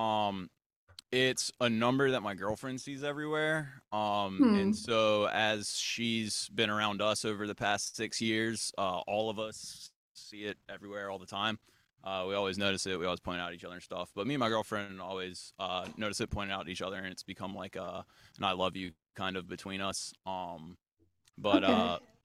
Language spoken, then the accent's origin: English; Kernersville, North Carolina, United States; We're from Kernersville, North Carolina, right between Winston-Salem and Greensboro